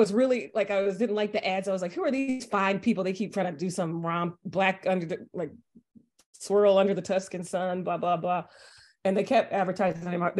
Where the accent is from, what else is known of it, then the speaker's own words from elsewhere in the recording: Texas, United States; I was from Texas, you know, like that's what you do.